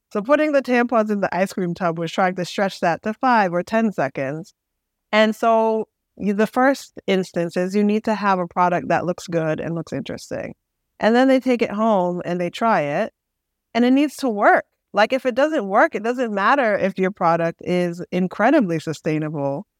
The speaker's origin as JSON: {"language": "English", "town": "Boston", "region": "Massachusetts", "country": "United States", "said": "I'm from Boston."}